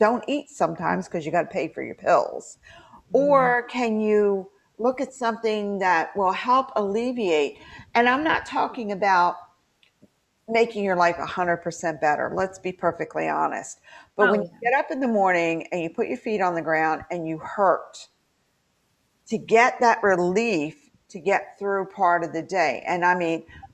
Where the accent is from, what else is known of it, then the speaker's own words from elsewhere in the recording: West Virginia, United States; my home state of West Virginia